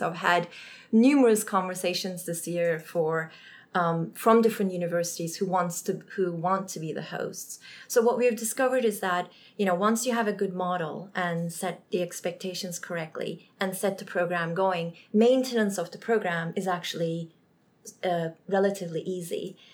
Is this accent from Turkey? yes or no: yes; Turkey; now in United States; I'm from Turkey